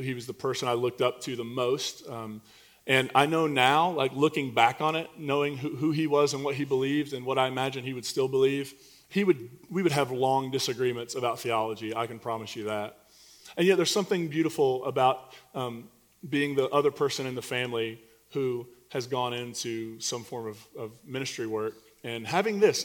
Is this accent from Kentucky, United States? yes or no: yes; Eastern Kentucky, United States; moved away; I'm from Eastern Kentucky, and coal put me through college.